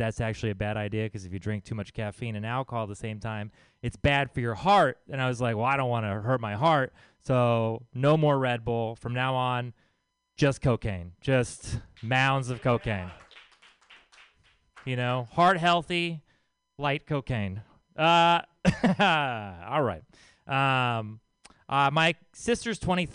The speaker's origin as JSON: {"language": "English", "region": "Texas", "country": "United States", "said": "I'm from Texas."}